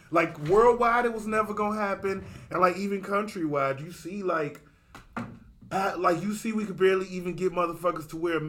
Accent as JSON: {"language": "English", "town": "Chicago", "region": "Illinois", "country": "United States", "said": "two rude boys from Chicago"}